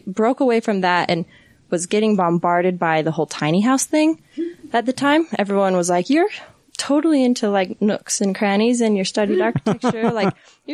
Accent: Centerville, Utah, United States; also born or lived in Salt Lake City, Utah; I grew up here in Utah, just Centerville, out by Bountiful.

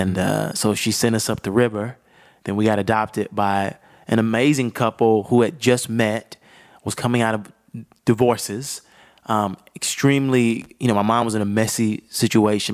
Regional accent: Augusta, Georgia, United States; started in Augusta, Georgia

